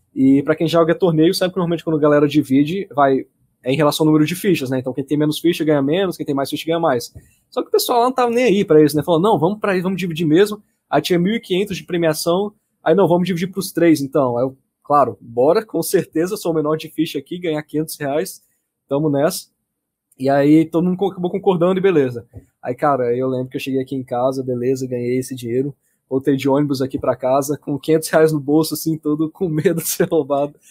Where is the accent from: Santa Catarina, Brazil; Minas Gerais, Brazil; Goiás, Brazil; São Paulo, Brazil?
Goiás, Brazil; Anápolis; now in Brasília, Brazil; Aqui em Brasília, eu sou de Brasília. É, na verdade, sou de Anápolis, nasci em Anápolis, só que moro em Brasília